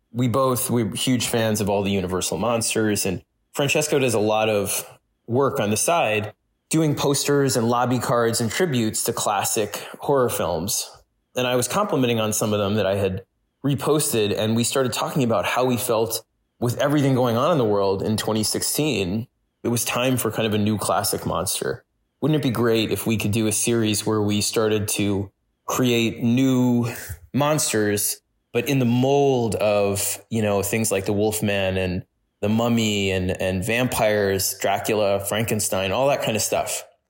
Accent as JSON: {"language": "English", "town": "New York City", "region": "New York", "country": "United States", "tie": "born or raised there", "said": "when I was growing up in New York City"}